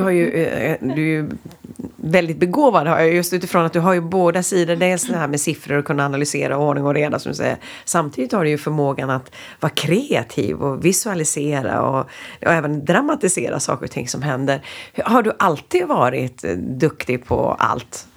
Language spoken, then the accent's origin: Swedish; Sweden; vi som svenskar